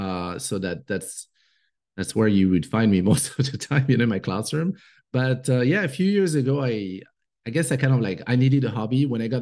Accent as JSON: {"language": "English", "country": "Côte d’Ivoire", "tie": "born or raised there", "also_born_or_lived": "Morocco / France", "second_language": "English", "moved": "yes", "lives_now": "United States", "said": "But I'm French. And I grew up in Africa. So I did not come to the US until 2002. And it's only in 2013 that we permanently moved here when my daughter was born."}